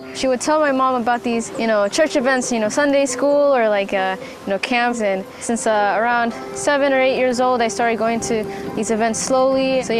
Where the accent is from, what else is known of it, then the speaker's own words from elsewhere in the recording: Miami, Florida, United States; I'm 21 years old. I'm from Miami, Florida.